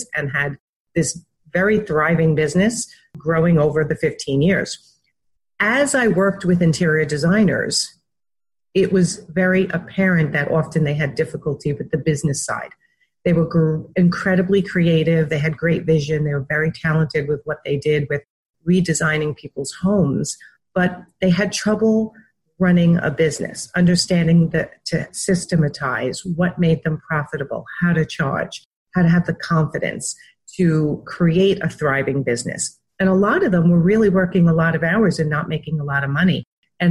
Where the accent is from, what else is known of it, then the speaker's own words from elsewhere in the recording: New York, United States; also born or lived in Wantagh, Long Island; I was raised in New York